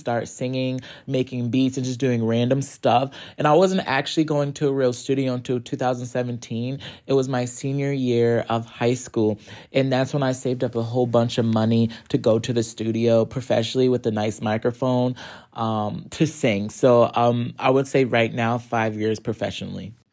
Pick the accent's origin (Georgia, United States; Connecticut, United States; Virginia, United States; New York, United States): Connecticut, United States; Hartford; I am from Hartford, Connecticut